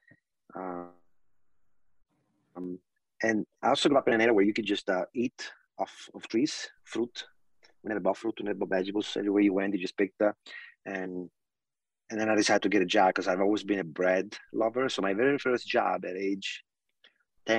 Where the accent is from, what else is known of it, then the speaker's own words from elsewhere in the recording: Italy; now in United States; growing up in Italy